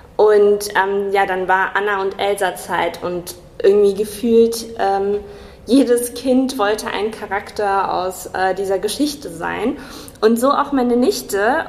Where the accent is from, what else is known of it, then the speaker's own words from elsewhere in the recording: Kassel, Hesse, Germany; moved away as an adult; now in Marburg, Germany; komme ursprünglich aus Kassel, bin äh, hier zur Schule gegangen, habe hier studiert